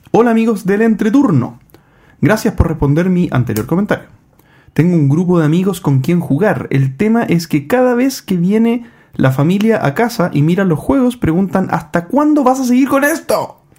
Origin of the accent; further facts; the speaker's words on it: Valparaíso, Chile; Por cierto, JP, por acá hay un comprador potencial. Soy de Valparaíso.